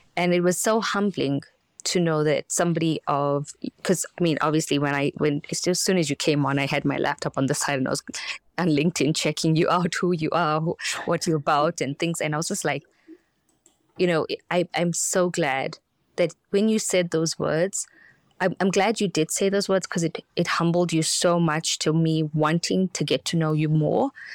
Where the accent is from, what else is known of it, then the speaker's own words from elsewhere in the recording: South Africa; moved away; I'm from South Africa